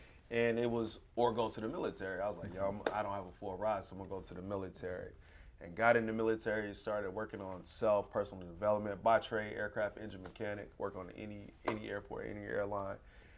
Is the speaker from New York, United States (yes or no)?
no; West Palm Beach, Florida, United States; born there; also born or lived in Arkansas / Gary, Indiana; Prior military, I was born in West Palm Beach, Florida. Moved to Arkansas, single parent household, mom, one sibling, one sister.